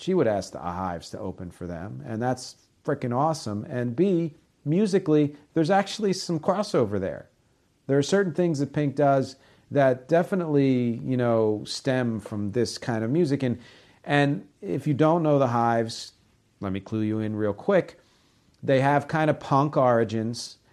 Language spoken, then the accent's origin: English; United States; I'm American